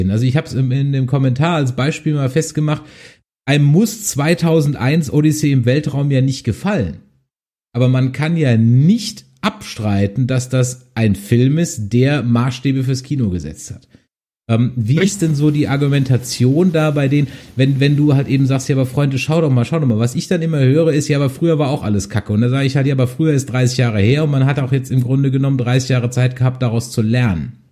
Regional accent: Essen, North Rhine-Westphalia, Germany; ich komme aus äh, Essen.

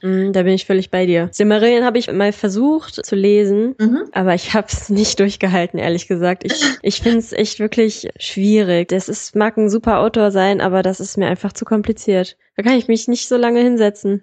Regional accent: Solingen, North Rhine-Westphalia, Germany; ich komme aus Solingen

